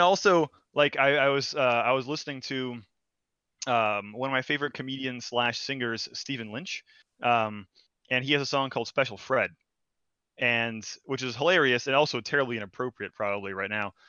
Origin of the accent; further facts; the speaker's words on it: Brazil; moved away; I'm foreign. I'm from Brazil